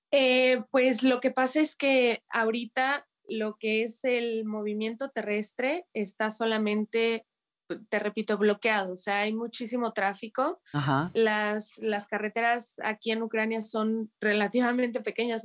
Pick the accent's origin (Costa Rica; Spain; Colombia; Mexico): Mexico; now in Kyiv, Ukraine; como mexicana, como foráneo